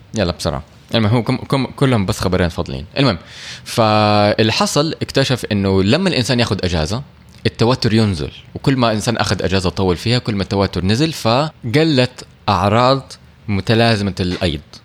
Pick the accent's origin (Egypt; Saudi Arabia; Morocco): Saudi Arabia; عندنا في السعودية